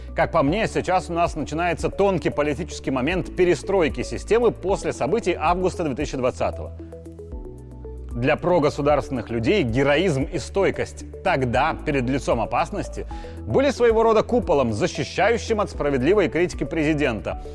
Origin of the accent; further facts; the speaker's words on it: Belarus; я белорус